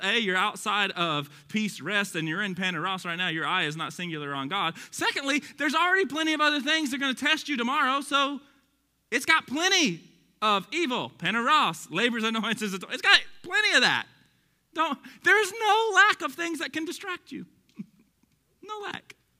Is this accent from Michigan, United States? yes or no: no; Texas, United States; accent: Texas; my Texas accent